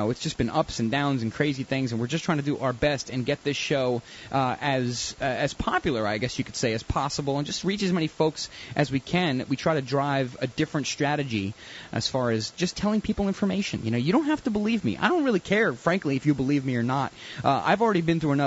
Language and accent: English; United States; I'm an American